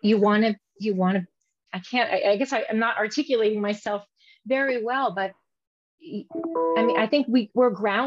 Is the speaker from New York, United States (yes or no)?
no; South Florida, United States; I grew up in South Florida